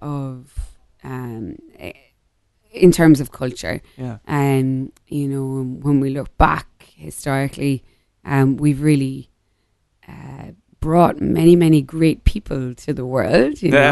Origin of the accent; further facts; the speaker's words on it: Ireland; moved away; I'm also feel very fortunate to have grown up in like small town Ireland